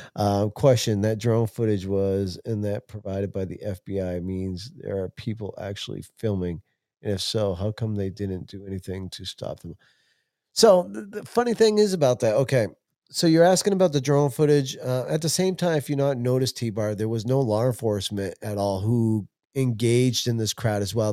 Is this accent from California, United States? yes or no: yes; California, United States; now in Maine, United States; I'm from California